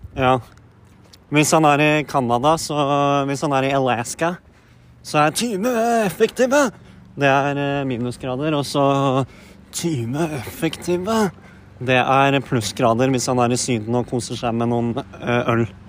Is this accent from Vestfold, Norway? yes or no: yes; Horten, Vestfold, Norway; now in Åsgårdstrand, Norway; jeg er jo fra født og oppvokst i Horten